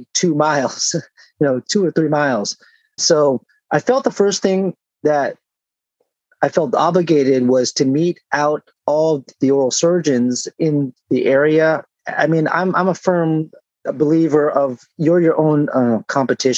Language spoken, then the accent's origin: English; San Diego, California, United States; moved away as an adult; also born or lived in Chicago, Illinois / Naperville, Illinois; now in Laguna Hills, United States; I was from San Diego